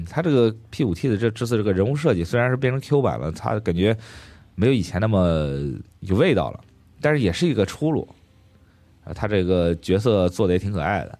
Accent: China; 我作为一个中国人

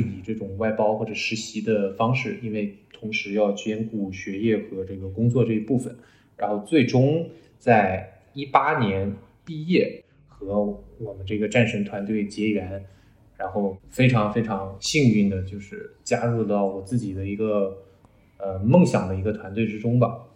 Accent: China; moved away as an adult; also born or lived in Beijing, China; now in United States; 我其实最早是在国内长大，然后在清华大学这边读完了视觉传达专业

